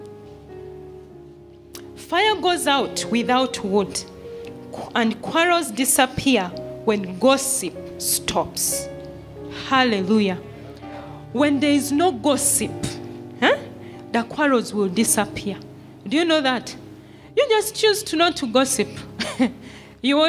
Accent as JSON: {"language": "English", "country": "Uganda", "moved": "yes", "lives_now": "Kenya", "said": "I'm from Uganda, but now I'm a Kenyan."}